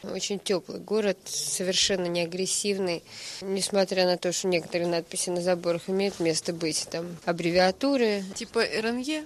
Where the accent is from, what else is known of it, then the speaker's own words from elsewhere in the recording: Voronezh, Voronezh Oblast, Russia; moved away as an adult; now in Moscow, Russia; Воронеж – мой родной город, из которого я уехала в Москву в 99-м